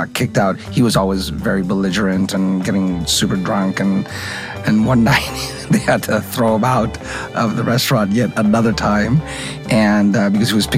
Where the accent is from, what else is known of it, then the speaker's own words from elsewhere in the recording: Los Angeles, California, United States; We grew up in Hancock Park, and we opened Marino in 1983